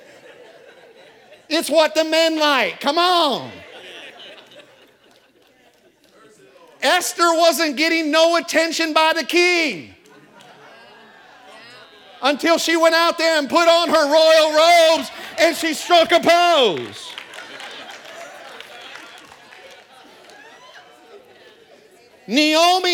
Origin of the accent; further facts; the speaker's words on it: Tampa, Florida, United States; I'm from Tampa Bay